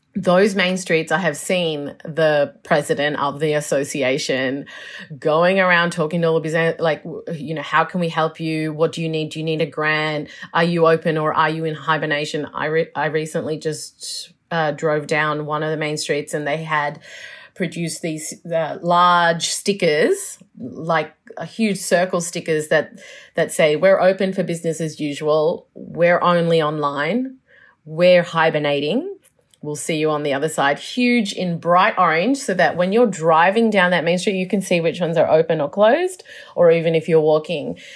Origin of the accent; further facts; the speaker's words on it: Melbourne, Victoria, Australia; also born or lived in Chicago / New York; I'm from Melbourne, so this is home, home